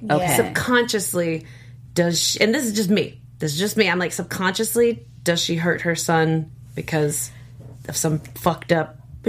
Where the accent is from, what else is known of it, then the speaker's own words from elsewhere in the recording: Houston, Texas, United States; I am from Houston, Texas.